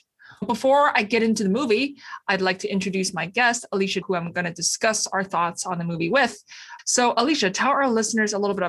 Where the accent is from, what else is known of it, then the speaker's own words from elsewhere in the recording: Beijing, China; I was born and raised in Beijing